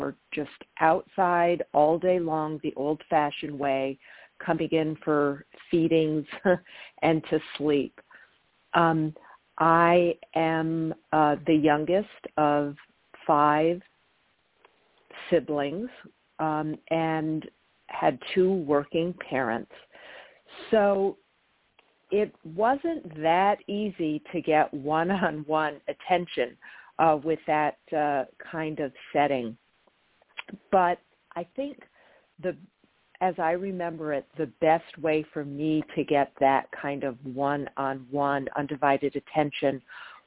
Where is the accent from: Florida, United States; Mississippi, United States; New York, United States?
New York, United States; Massena; my hometown of Messina